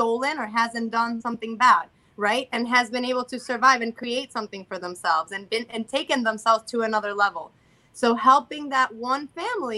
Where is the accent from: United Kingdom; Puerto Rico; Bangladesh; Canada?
Puerto Rico; I'm Hispanic because I was born Puerto Rican